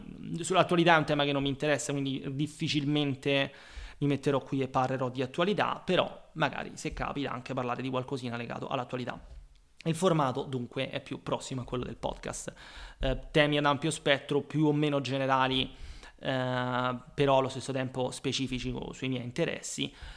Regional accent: Rome, Lazio, Italy; moved away as an adult; also born or lived in London; now in Rome, Italy; sono nato a Roma, come probabilmente si potrà dedurre dall'accento

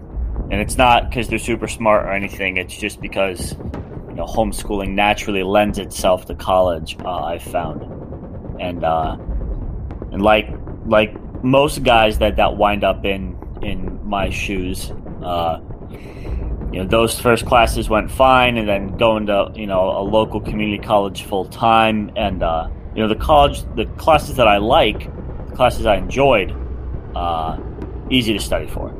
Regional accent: West Coast, United States; I grew up on the left coast in a very liberal state

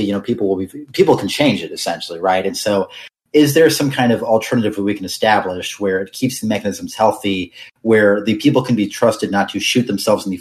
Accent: United States; I'm an American

